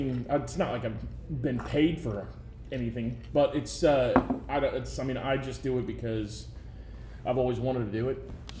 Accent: Evansville, Indiana, United States; also born or lived in West Virginia / Pittsburgh; I'm from Evansville, born and raised.

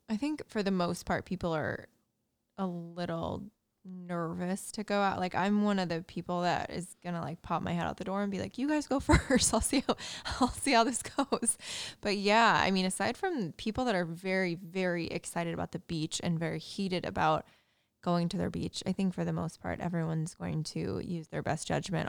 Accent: Indiana, United States; moved away; my hometown Indiana

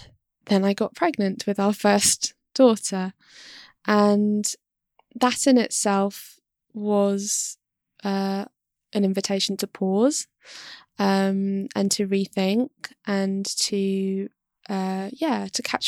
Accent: London, United Kingdom; moved away as an adult; now in Kent, United Kingdom; I was born and raised in London

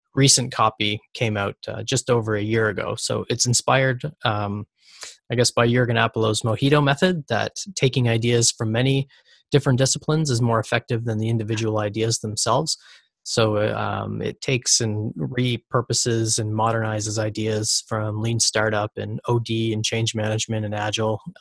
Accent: Canada; I'm from Canada

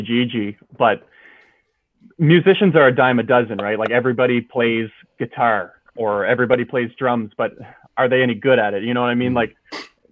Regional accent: Canada; also born or lived in Vancouver, British Columbia / Calgary, Alberta; I was born in Vancouver, British Columbia. And then I lived in Calgary until the age of 8 years old. And then I moved out to the East Coast, and I've been living here ever since

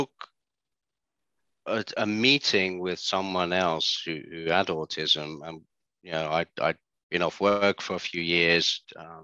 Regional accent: Netherlands; being born and growing up in the Netherlands

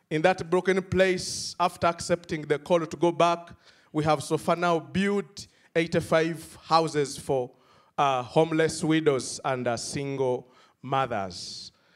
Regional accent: Uganda; from Uganda

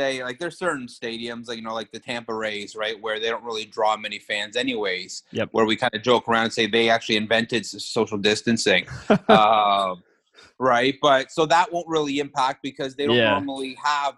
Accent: Canada; being Canadian

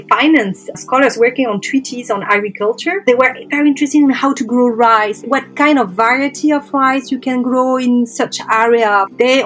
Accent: Paris, Île-de-France, France; I'm French. Actually, I'm from Paris

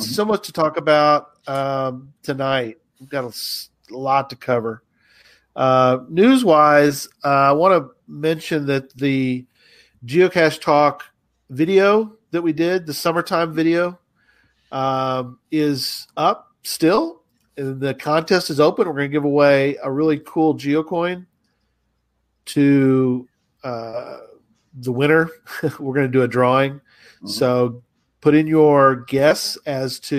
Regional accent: northwest of San Antonio, Texas, United States; moved away; I'm in actually northwest of San Antonio, actually, my hometown.

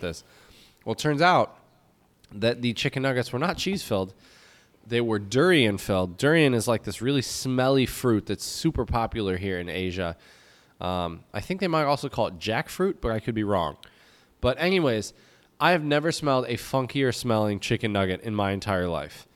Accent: United States; moved away as an adult; also born or lived in Czech Republic; now in Jinan, China; I'm American

